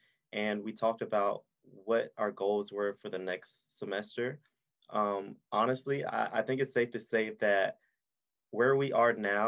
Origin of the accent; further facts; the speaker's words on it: Aiken, South Carolina, United States; we grew up in Aiken and we were part of the Aiken County Youth Council